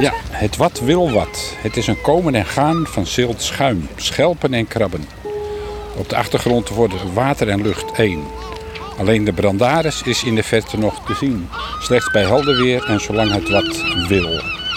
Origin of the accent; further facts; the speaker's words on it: Randstad, Netherlands; moved away as an adult; now in Harlingen, Netherlands; Ik kom uit de Randstad